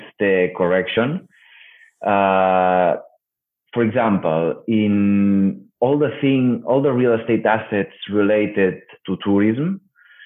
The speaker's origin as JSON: {"language": "English", "town": "Barcelona", "region": "Catalonia", "country": "Spain", "said": "I'm from Barcelona. I have all the connections in the market."}